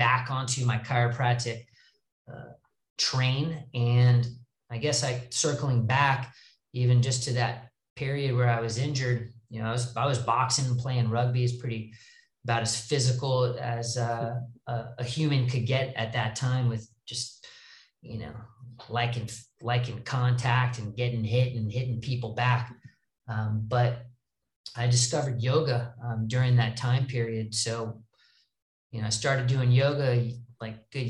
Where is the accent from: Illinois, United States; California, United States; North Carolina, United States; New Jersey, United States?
California, United States; Los Angeles; I'm from Los Angeles.